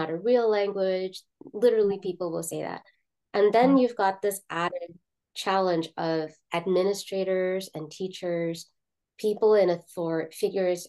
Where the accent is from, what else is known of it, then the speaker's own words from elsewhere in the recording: South Florida, United States; first language Malayalam; also born or lived in New York / Kerala (ancestry); Well, then I moved to South Florida